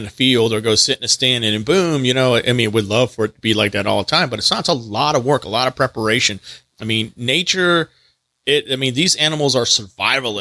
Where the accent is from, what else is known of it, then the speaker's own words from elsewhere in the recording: Texas, United States; now in North Carolina, United States; I grew up in Texas